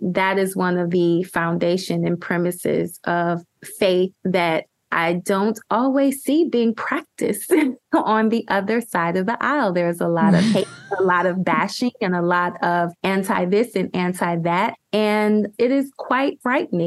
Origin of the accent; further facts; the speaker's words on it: Ohio, United States; I'm from Ohio.